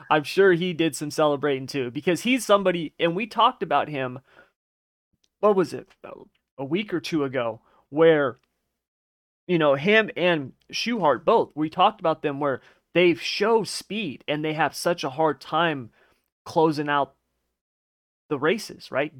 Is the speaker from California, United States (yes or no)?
yes; California, United States; I'm from California